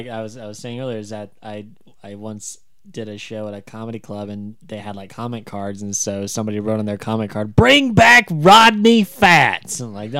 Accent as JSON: {"language": "English", "town": "Nashville", "region": "Tennessee", "country": "United States", "tie": "born or raised there", "also_born_or_lived": "Dallas, Texas", "moved": "yes", "lives_now": "Portland, United States", "said": "I was born outside of Dallas, Texas, lived most of my life in Nashville, and I'm currently based in Portland."}